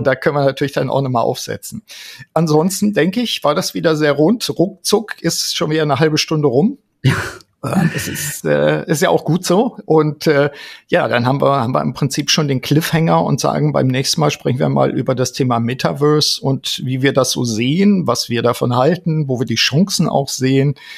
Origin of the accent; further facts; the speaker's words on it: Osnabrück, Lower Saxony, Germany; in Osnabrück hier in meiner Heimat